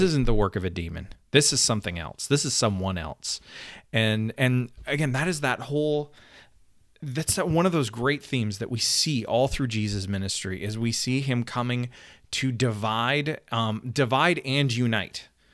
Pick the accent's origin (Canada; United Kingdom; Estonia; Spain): Canada; I'm Canadian